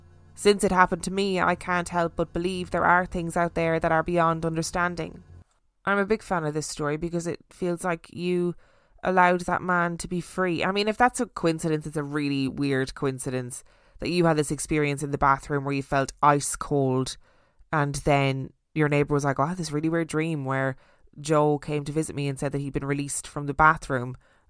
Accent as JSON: {"language": "English", "town": "Brighton", "region": "South East England", "country": "United Kingdom", "tie": "born or raised there", "said": "In that episode, you talked about the Theatre Royal in Brighton, which I know very well as I was born and raised in Brighton."}